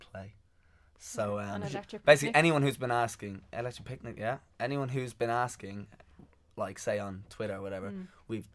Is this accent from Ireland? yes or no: yes; Dublin, Leinster, Ireland; me growing up in Dublin, I went to lots of gigs.